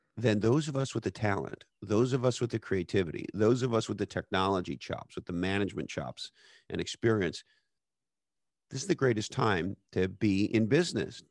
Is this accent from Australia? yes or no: no; Canada; as a Canadian person